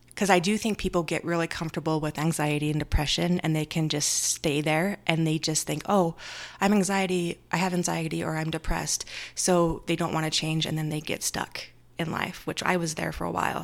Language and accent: English; Orem, Utah, United States; I grew up in Utah, in Orem, just Utah Valley.